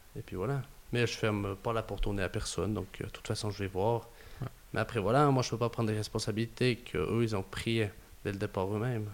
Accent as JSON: {"language": "French", "area": "Gruyère", "region": "Fribourg", "country": "Switzerland", "accent": "Gruyérien; some say a bit Canadian", "said": "un peu une voix gruyérienne, des fois. On me dit que j'ai un accent un peu canadien"}